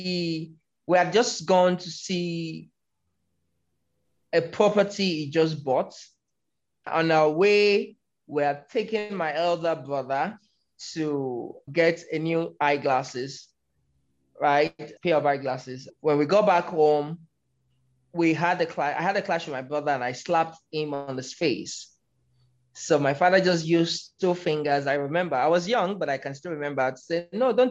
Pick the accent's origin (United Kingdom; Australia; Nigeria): Nigeria; Lagos; born or raised there; moved away as an adult; now in Abuja, Nigeria